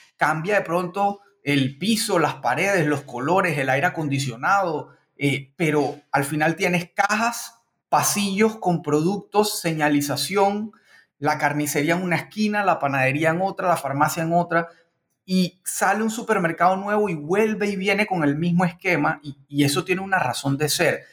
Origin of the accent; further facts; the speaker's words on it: Barranquilla, Atlántico, Colombia; moved away; mi ciudad de origen, la Barranquilla, Curramba, La Arenosa